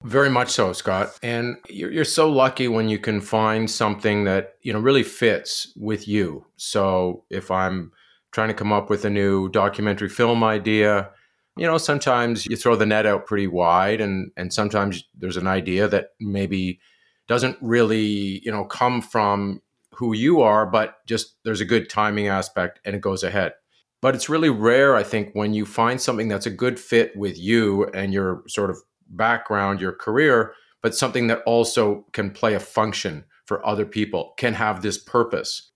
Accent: outside Kingston, Ontario, Canada; growing up outside of Kingston, a little place called Amersfoort.

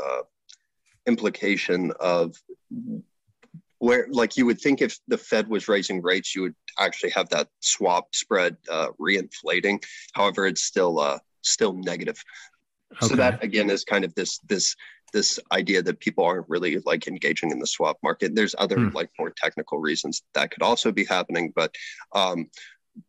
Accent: United States; moved away as an adult; now in Canada; I am an American

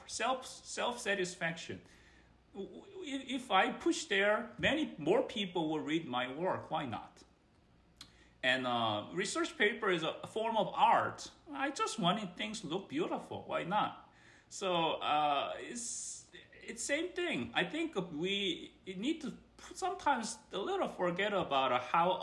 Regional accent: South Korea; moved away as an adult; now in United States; I am from Korea, which is Asian culture, very competitive. My compatriots are very similarly tough folks in that sense. So I grown up in and educated in my early part of my part there

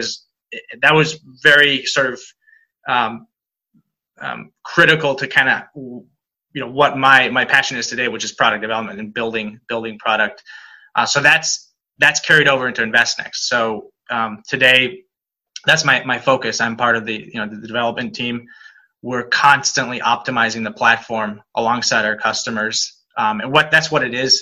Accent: Spain; now in United States; I'm actually born and raised in Spain. Been in the US for most of my life now

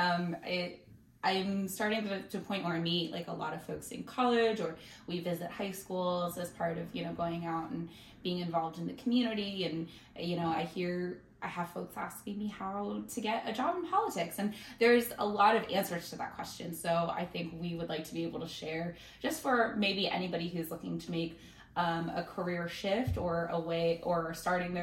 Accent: Philadelphia suburbs, Pennsylvania, United States; I grew up in the Philly suburbs

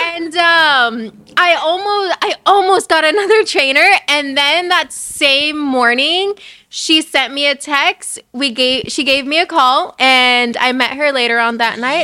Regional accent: Covina, California, United States; I'm from Covina

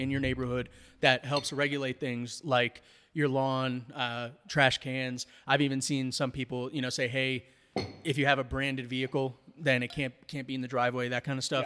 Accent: New York, United States; now in Colorado, United States; growing up in New York

